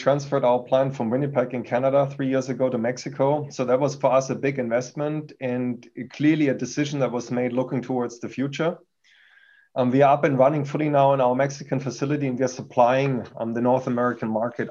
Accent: Germany; accent: German; English is a second language; moved away as an adult; now in United States; I've been originally born in Germany. You can hear that from my accent. Came to the US almost 20 years ago.

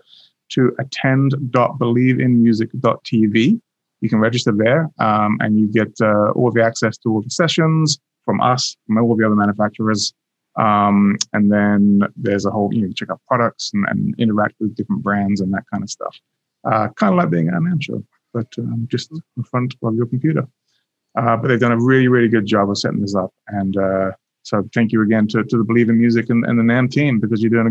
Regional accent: England, United Kingdom; As an Englishman

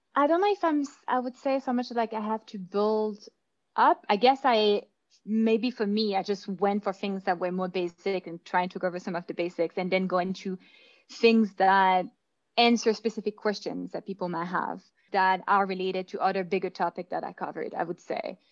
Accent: Belgium; moved away as an adult; now in Vancouver, Canada; I was born in Belgium. I moved here

